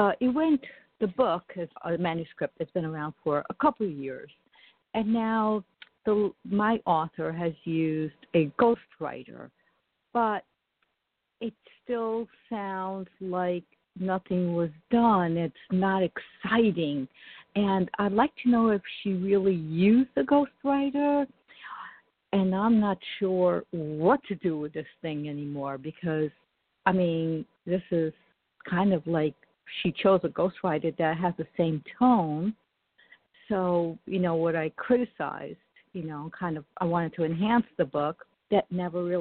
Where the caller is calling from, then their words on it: New Jersey, United States; I'm calling from New Jersey